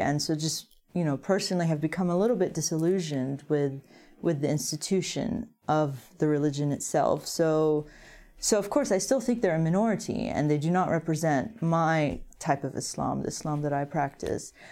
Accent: United States

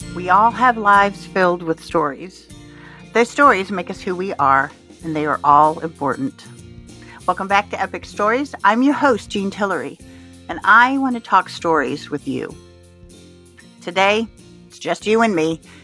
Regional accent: Richmond, Indiana, United States; moved away as an adult; also born or lived in Houston, Texas; now in Richmond, Virginia, United States; I'm originally from Texas, but the summer before my f, seventh grade, we moved from Houston to the town of Richmond, Indiana

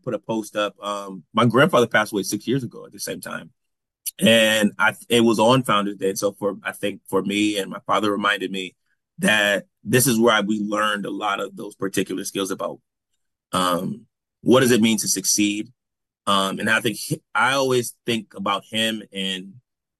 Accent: New Haven, Connecticut, United States; moved away; growing up in New Haven

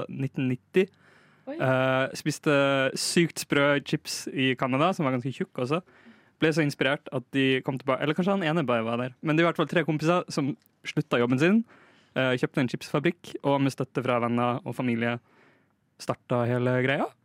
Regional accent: Fauske, Nordland, Norway; Fauske. Polarchips, kjøpte de opp.

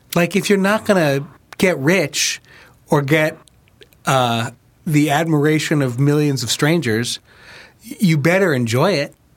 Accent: Chicago, Illinois, United States; also born or lived in New York; I moved from New York to Chicago when I was ten

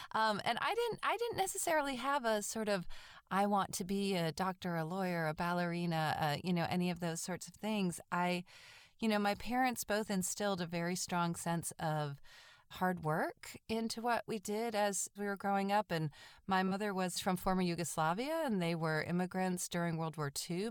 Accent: Manchester-by-the-Sea, Massachusetts, United States; now in Atlanta, United States; I grew up in a little town called Manchester by the Sea

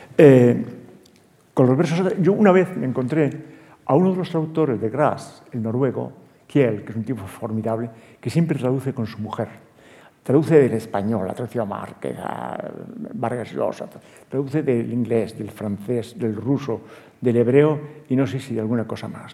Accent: Larache, Tanger-Tetouan-Al Hoceima, Morocco; moved away; en Larache, donde yo nací

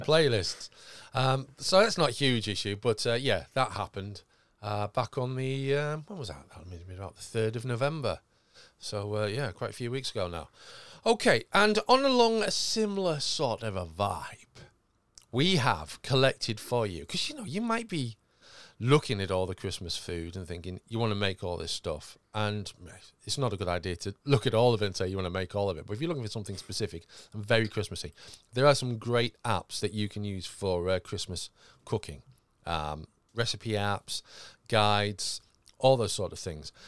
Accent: United Kingdom; we're British

